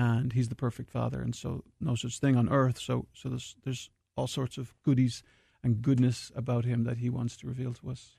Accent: Dublin, Leinster, Ireland; moved away; I'm from Dublin, Ireland, from the foothills of the Dublin Mountains

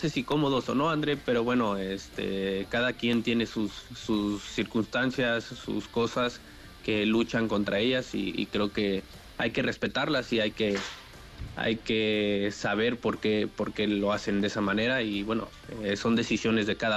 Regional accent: Mexico; y soy el único mexicano

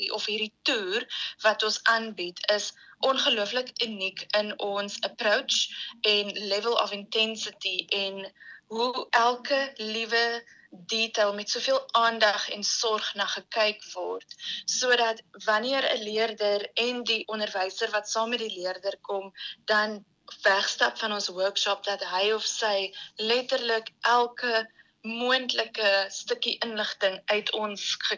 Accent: South Africa; ons as Suid-Afrikaners

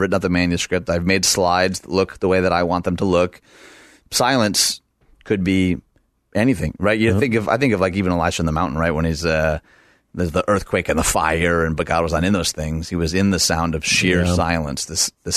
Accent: right outside Detroit, Michigan, United States; moved away; my hometown right outside Detroit

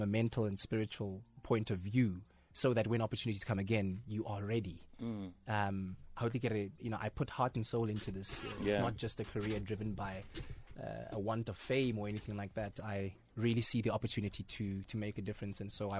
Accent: North West, South Africa; Kitswapochi. Well, Kitswapochi via Itoseng, Ikageng, via Phokeng.

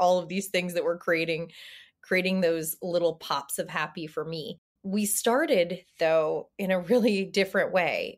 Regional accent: the South, United States; I'm from the South.

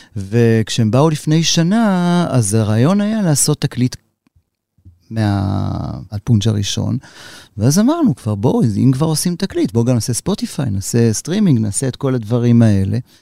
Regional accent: Tel Aviv, Tel Aviv District, Israel; אני יליד תל אביב

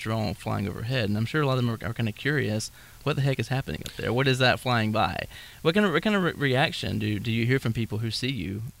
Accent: Spartanburg, South Carolina, United States; I was born and raised here in Spartanburg.

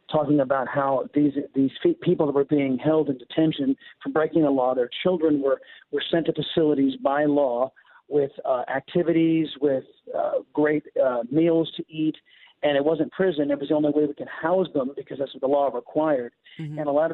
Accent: San Diego, California, United States; moved away as an adult; now in Texas, United States; my hometown of San Diego

